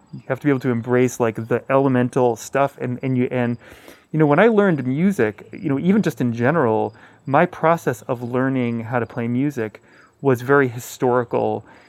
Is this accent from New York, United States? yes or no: yes; Hudson Valley, New York, United States; growing up around Pete Seeger in the Hudson Valley